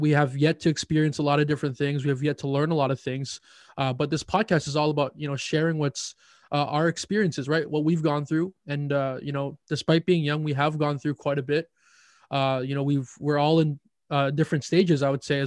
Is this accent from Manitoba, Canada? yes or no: yes; Winnipeg, Manitoba, Canada; I am from the great city of Winnipeg, Manitoba